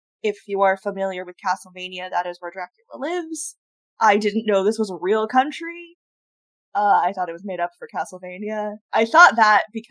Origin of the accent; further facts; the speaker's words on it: the South, United States; I grew up in the South